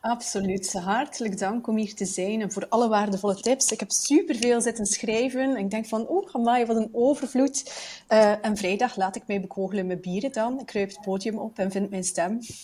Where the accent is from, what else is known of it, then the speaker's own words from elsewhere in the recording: Bruges, Flanders, Belgium; als Vlaming